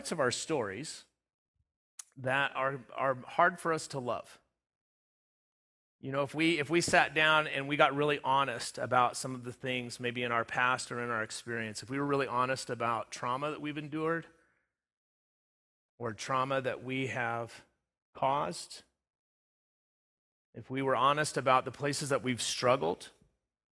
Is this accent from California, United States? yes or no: yes; Southern California, United States; also born or lived in Front Range, Colorado; now in Sterling, United States; I grew up in Southern California, lived in the Front Range through 2003 on until I ended up here.